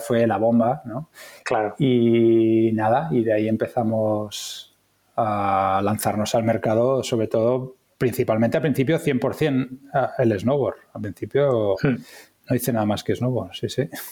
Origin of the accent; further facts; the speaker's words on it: villages near Barcelona, Catalonia, Spain; also born or lived in Ginestar / La Garriga; now in Tarragona, Spain; yo nací en Barcelona, pero eh, me vine a vivir a, Tarragona con 18 años cuando estaba haciendo COU. Y bueno, mi infancia ha sido en, pueblos de cerca de Barcelona